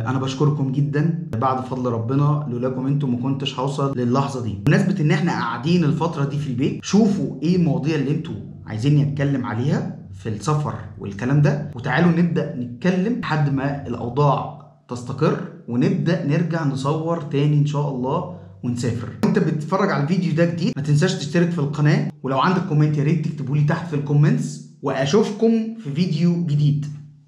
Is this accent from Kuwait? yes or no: no; Cairo, Cairo Governorate, Egypt; انا من القاهرة